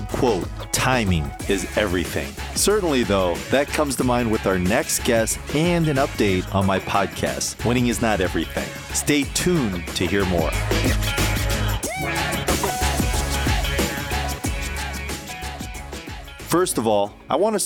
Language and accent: English; Northern Virginia, United States; we both grew up in Northern Virginia.